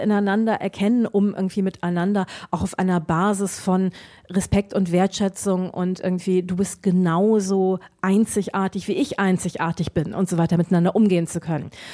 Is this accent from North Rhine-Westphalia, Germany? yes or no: yes; Düsseldorf, North Rhine-Westphalia, Germany; ich komme aus Düsseldorf.